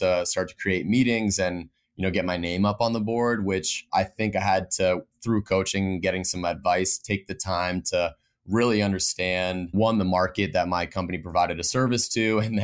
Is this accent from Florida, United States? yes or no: no; Vermont, United States; moved away; born and raised in Vermont, which I'm lucky to be back home right now